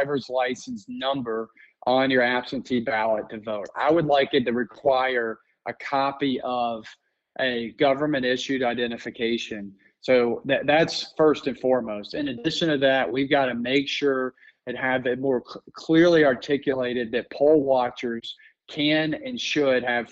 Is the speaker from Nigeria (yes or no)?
no; Georgia, United States; I grew up in Georgia.